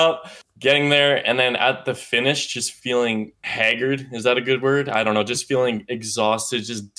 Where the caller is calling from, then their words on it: Victoria, British Columbia, Canada; I'm calling from your hometown.